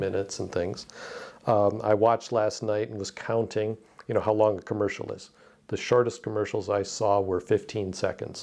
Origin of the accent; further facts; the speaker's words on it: Detroit, Michigan, United States; I grew up in Detroit, uh, with the auto industry